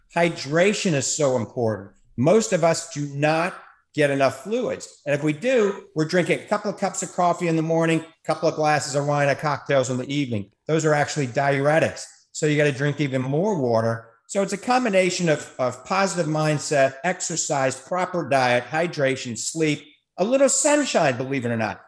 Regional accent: New Orleans, Louisiana, United States; now in Tampa Bay, United States; I grew up in New Orleans

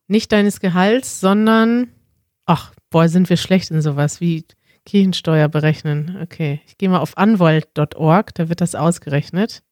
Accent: Münster, North Rhine-Westphalia, Germany; moved away as an adult; now in Berlin, Germany; in Münster, in meiner Heimatstadt

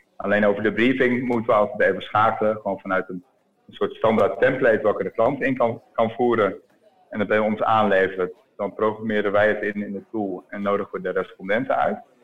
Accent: Groningen, Netherlands; now in Utrecht, Netherlands; Ik woon in Utrecht en, eh, en ik kom uit Groningen.

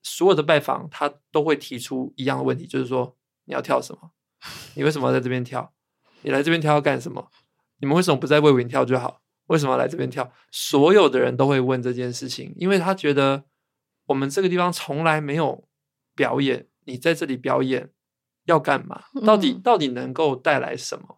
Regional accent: Zhongli, Taoyuan, Taiwan; 我在中壢出生，我爸爸妈妈是台南人哦。所以小时候其实还是有很多的回乡经验是去到台南，然后亲戚啊都在南部，屏东、高雄、台南都有

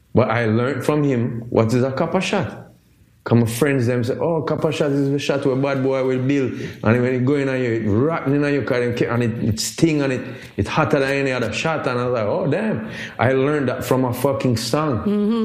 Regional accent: Jamaica; I'm Jamaican.

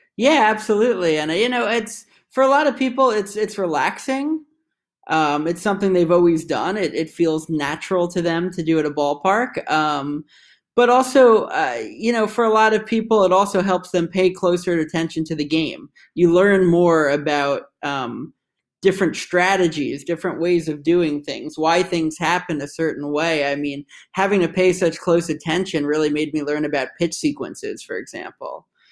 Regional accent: New York, United States; moved away as an adult; now in Washington, D.C., United States; my hometown New York Islanders

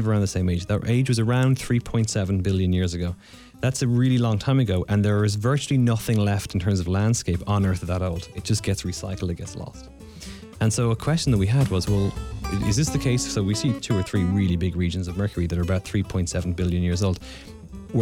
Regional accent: Ireland; now in North Carolina, United States; I'm Irish, and in Ireland, we don't do geology in secondary school

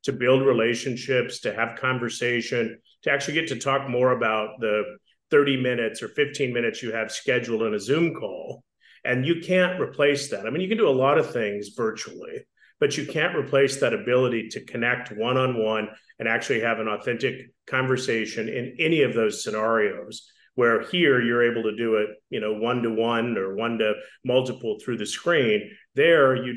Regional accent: Wyoming, United States; I grew up in Wyoming

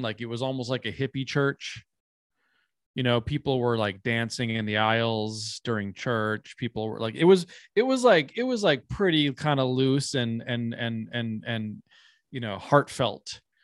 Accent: Minnesota, United States; I come from a part of Minnesota where it is, um, I mean, all of, all of America is historically indigenous land, but my hometown specifically is in, um, the Dakota Territory. Um, and I grew up right next to a reservation

